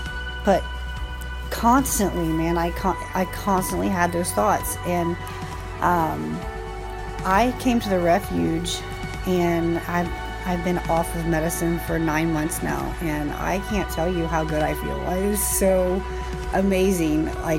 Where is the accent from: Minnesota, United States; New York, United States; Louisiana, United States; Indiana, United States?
Indiana, United States; I am 32 years old. I have three beautiful children, and I came from Indiana.